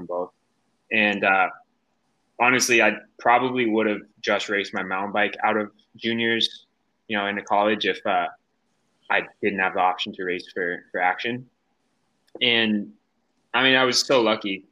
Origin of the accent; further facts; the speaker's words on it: Durango, Colorado, United States; growing up in Durango